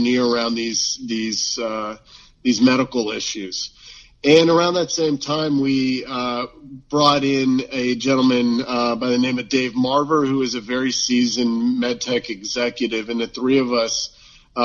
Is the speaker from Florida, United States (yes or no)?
yes; Florida, United States; moved away as an adult; also born or lived in Gainesville, Florida; now in Seattle, United States; I grew up in Florida, and, you know, we certainly love our football there